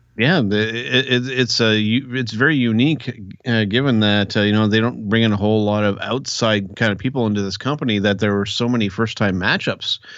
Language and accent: English; Canada; I'm Canadian